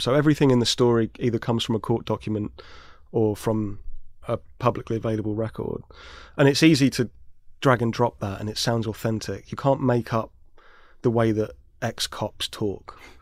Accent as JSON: {"language": "English", "region": "London", "country": "United Kingdom", "tie": "born or raised there", "said": "I grew up in South London"}